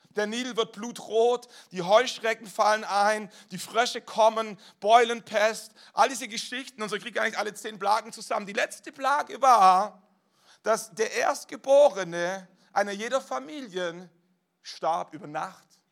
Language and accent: German; Germany; als deutsche Staatsbürger